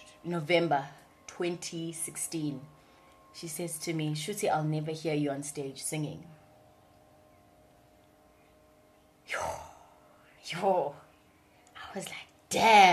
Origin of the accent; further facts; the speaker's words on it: Durban, KwaZulu-Natal, South Africa; accent: Durban; born and bred in Durban. I'm a thoroughbred, like proper Durbanite. Grew up in Phoenix.